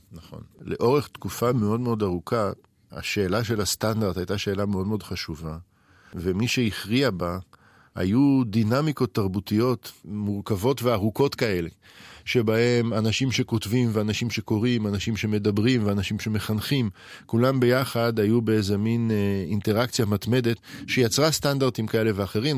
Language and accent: Hebrew; Israel; השפה שאנחנו כישראלים מדברים